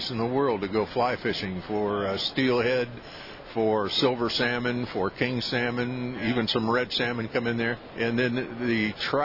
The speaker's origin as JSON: {"language": "English", "town": "Akron", "region": "Ohio", "country": "United States", "tie": "born or raised there", "also_born_or_lived": "Florida", "moved": "yes", "lives_now": "Alaska, United States", "said": "In a rural part of Ohio, I grew up outside of Akron, probably 30 miles south east of Cleveland"}